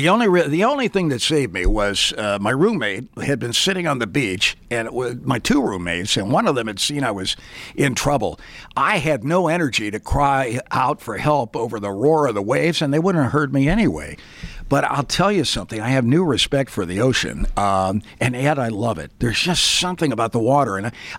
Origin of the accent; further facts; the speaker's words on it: Pittsburgh, Pennsylvania, United States; born there; your wife, Cindy, was born in the same hospital I was born in Pittsburgh, Pennsylvania